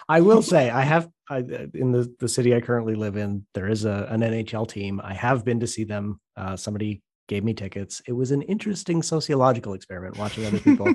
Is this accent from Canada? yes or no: yes; Southern Ontario, Canada; I grew up in a very small, uh, not a small town. It's a, it's a city in Southern Ontario